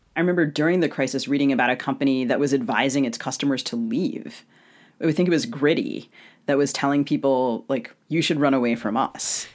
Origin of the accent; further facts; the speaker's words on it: Maryland, United States; now in Minnesota, United States; I grew up in Maryland